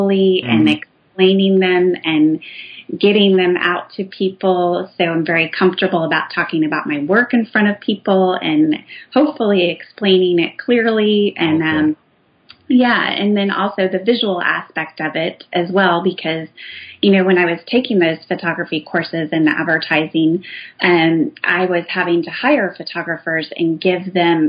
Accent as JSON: {"language": "English", "region": "Indiana", "country": "United States", "tie": "born or raised there", "said": "I grew up in Indiana in the Midwest"}